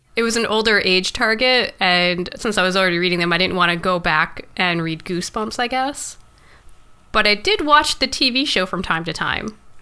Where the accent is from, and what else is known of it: Canada